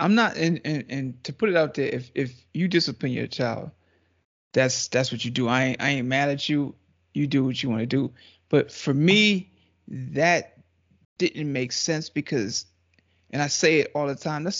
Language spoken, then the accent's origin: English; Trinidad & Tobago